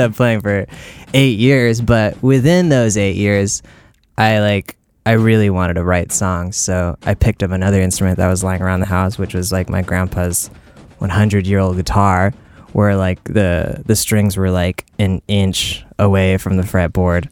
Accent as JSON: {"language": "English", "area": "South Bay Area", "region": "California", "country": "United States", "tie": "born or raised there", "also_born_or_lived": "Oakland, California", "said": "I was born in Oakland, California, on a naval base, and I grew up kind of just like in the South Bay Area"}